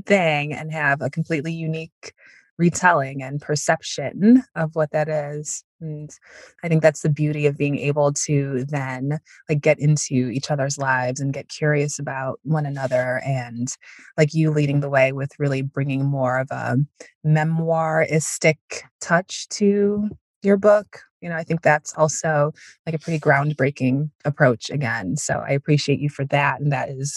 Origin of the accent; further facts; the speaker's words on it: Northwest suburbs of Chicago, Illinois, United States; I live in the suburbs of Chicago now. I grew up in the Northwest suburbs